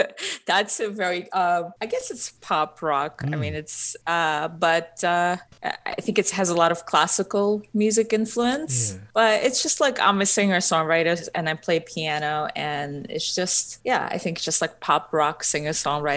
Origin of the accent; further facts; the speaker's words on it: Ukraine; first language Russian; English is a second language; I'm actually originally from Ukraine, so my first language is Russian. So I probably have an accent when I sing.